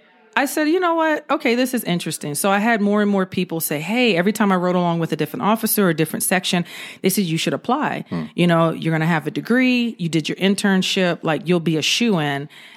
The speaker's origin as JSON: {"language": "English", "region": "California", "country": "United States", "also_born_or_lived": "Georgia", "said": "So basically, I was living in Georgia. That's where I'm originally from California, but I spent a lot of time in Georgia. So that's where I did my high school, college, and first police department years."}